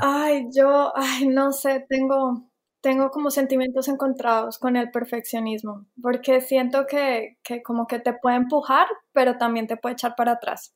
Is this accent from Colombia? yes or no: yes; Colombia; moved away as an adult; also born or lived in Bogotá / Savannah, United States; now in United States; yo soy colombiana